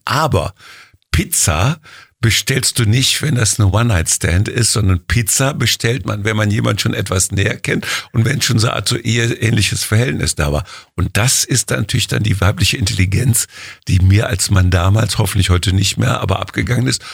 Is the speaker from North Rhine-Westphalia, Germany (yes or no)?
yes; Jülich, North Rhine-Westphalia, Germany; Rheinland, Jülich, geboren am 11.11. .11. um 11 Uhr